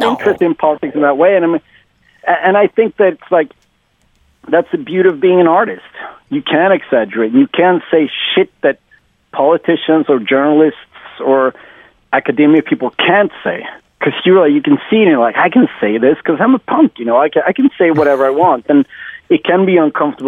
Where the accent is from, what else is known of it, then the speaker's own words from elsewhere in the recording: Sweden; the whole 90s scene in my hometown, I even live in a small town, I still live here